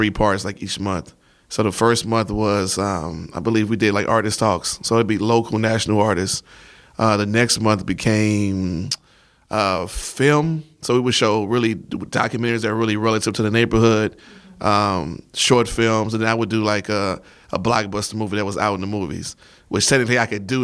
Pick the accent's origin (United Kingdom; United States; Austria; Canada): United States; Houston, Texas; I am originally from Houston